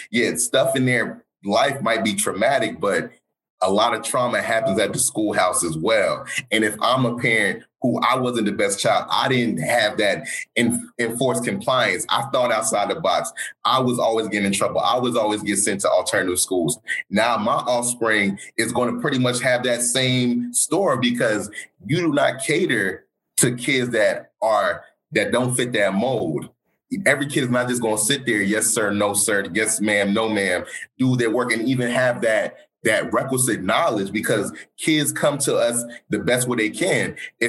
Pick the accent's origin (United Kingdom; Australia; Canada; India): United Kingdom; London; born there; because I was born in London, but grew up around the world.